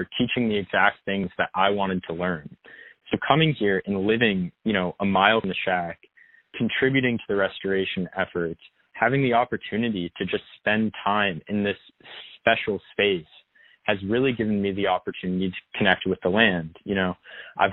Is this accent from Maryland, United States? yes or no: yes; Bethesda, Maryland, United States; moved away as an adult; also born or lived in St. Louis, Missouri; I grew up in Bethesda, Maryland, which is right outside of Washington, D.C.